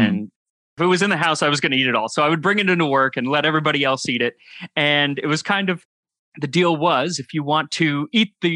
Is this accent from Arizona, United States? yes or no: yes; Phoenix, Arizona, United States; moved away as an adult; also born or lived in New York; I grew up in Phoenix, Arizona